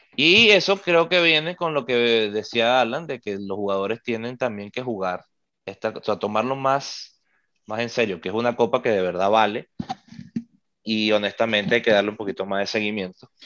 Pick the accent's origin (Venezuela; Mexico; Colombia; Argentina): Venezuela; nosotros siendo venezolanos